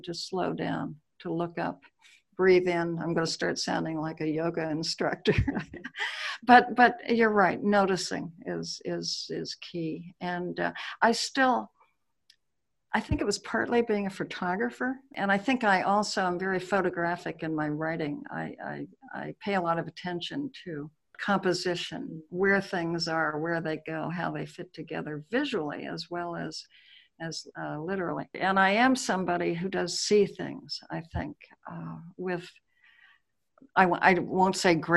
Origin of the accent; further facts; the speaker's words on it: Honolulu, Hawaii, United States; moved away; I was born in Honolulu